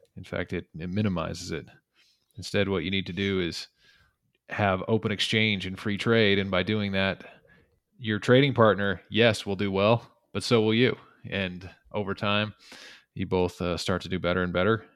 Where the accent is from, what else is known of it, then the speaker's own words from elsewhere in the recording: the West, United States; I grew up in the West